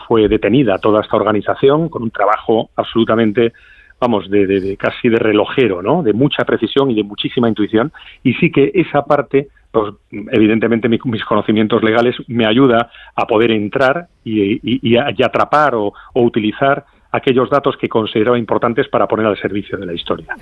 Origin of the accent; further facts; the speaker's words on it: Madrid, Community of Madrid, Spain; yo soy madrileño